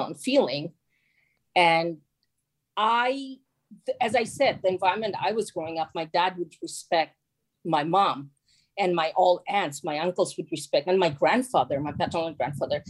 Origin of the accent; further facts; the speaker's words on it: Chittagong, Chittagong Division, Bangladesh; moved away; as a young child, like growing up in Chittagong, I saw Chittagong was is a small town